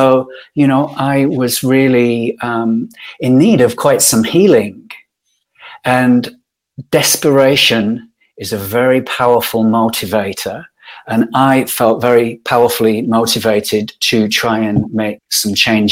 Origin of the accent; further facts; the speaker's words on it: Yorkshire and the Humber, United Kingdom; I grew up in Yorkshire, in Northern England.